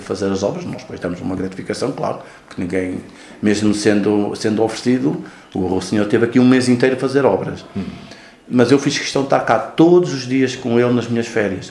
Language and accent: Portuguese; Manteigas, Centro, Portugal; moved away as an adult; also born or lived in Lisbon; now in Casal de Cambra, Portugal; Eu já nasci na freguesia de São Pedro